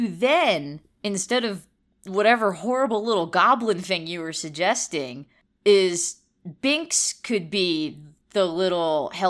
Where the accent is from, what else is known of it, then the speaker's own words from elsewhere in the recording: California, United States; I don't believe in the internet. I'm from California.